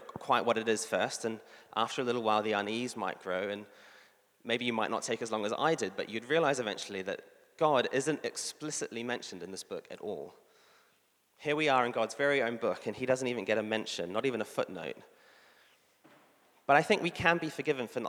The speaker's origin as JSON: {"language": "English", "country": "New Zealand", "said": "I'm a New Zealander"}